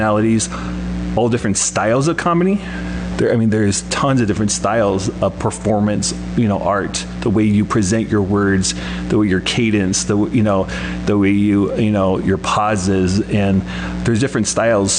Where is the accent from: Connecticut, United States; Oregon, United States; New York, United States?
Oregon, United States; Portland; moved away as an adult; I'm from Portland, Oregon